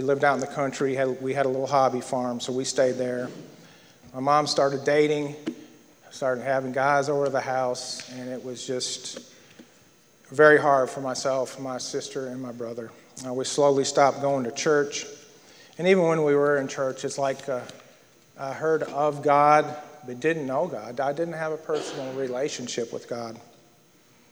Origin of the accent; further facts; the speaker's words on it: North Central Ohio, United States; I was raised in North Central Ohio, farm country, Amish country.